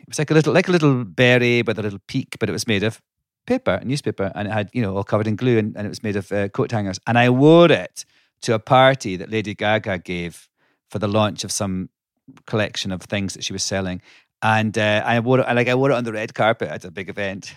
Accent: Scotland, United Kingdom; now in United States; I grew up in Scotland

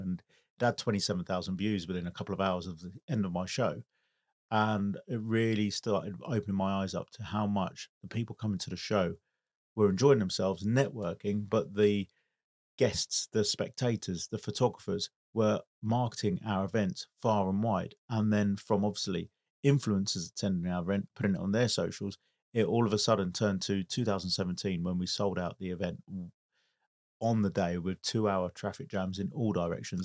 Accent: United Kingdom; I'm British Italian, born here in the U K

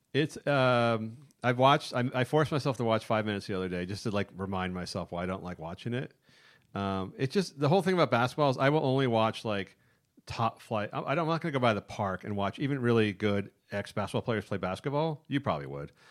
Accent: San Francisco, California, United States; I grew up in San Francisco

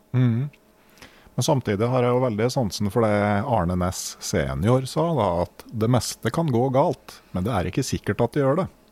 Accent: Innlandet, Norway; Jeg vokste opp i Innlandet

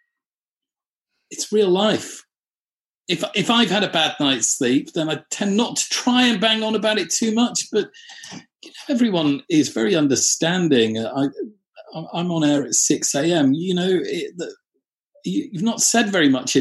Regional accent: North Shropshire, West Midlands, United Kingdom; I'm from North Shropshire

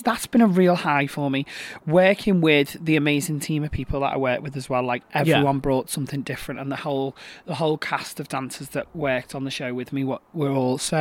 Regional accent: Manchester, North West England, United Kingdom; born or raised there

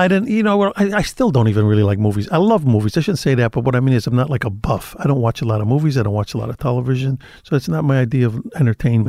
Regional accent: Chicago, Illinois, United States; also born or lived in Cicero, Illinois; I grew up on the west side of the city

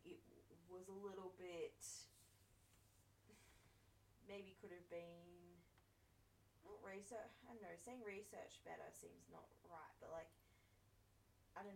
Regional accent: Australia; As an Australian

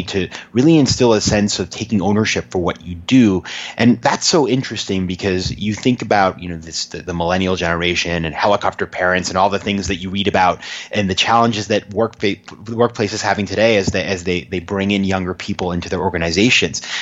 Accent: Maine, United States; a small town in Maine, about 20,000 people

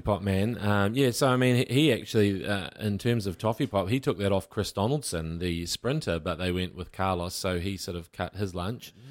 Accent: Waikato, New Zealand; I'm from the Waikato

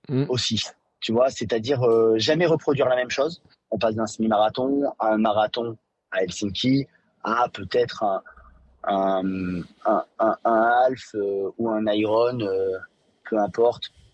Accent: Vichy, Auvergne-Rhône-Alpes, France; j'ai grandi à Vichy

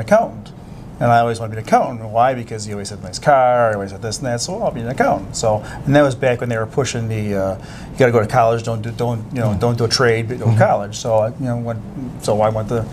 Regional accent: Wales, New York, United States; born and bred in Wales, New York, on a farm.

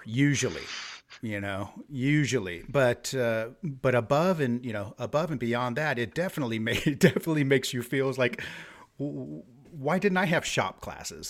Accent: United States; now in Sweden; being American

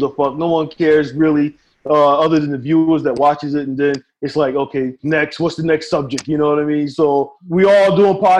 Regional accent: United States; moved away as an adult; now in Philippines; America is my home

